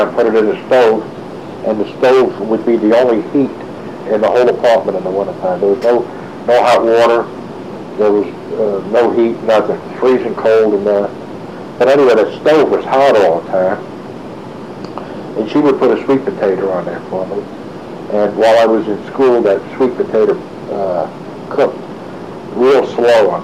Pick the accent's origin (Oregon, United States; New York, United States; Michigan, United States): New York, United States; New York City; growing up as a kid in Brooklyn